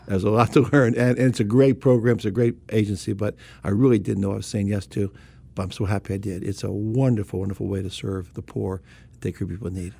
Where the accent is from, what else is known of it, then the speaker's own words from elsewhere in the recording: Bethesda, Maryland, United States; I grew up in Bethesda, right here in Bethesda